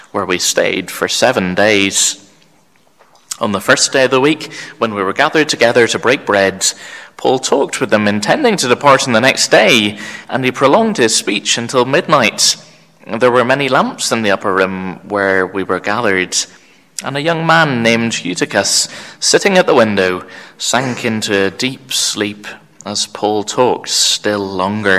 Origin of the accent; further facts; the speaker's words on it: Belfast, Northern Ireland, United Kingdom; also born or lived in Cork, Ireland; growing up in the North Belfast EPC congregation